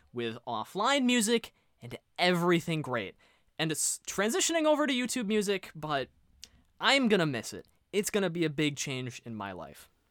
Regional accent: United States; I am an American

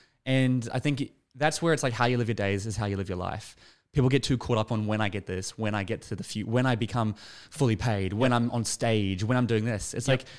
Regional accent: Sutherland Shire, New South Wales, Australia; moved away; I grew up in the Shire.

